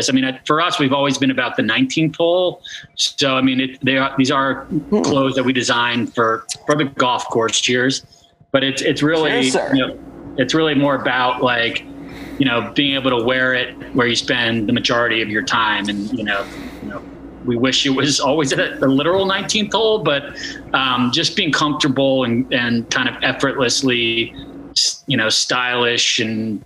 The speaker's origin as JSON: {"language": "English", "town": "New York City", "region": "New York", "country": "United States", "tie": "born or raised there", "also_born_or_lived": "Chapel Hill, North Carolina", "moved": "as an adult", "lives_now": "Austin, United States", "said": "We grew up in Manhattan together"}